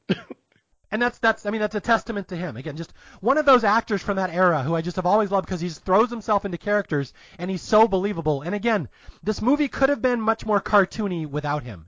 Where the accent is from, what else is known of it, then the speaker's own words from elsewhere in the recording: Seattle, Washington, United States; I grew up in Seattle. Dave Niehaus was our baseball guy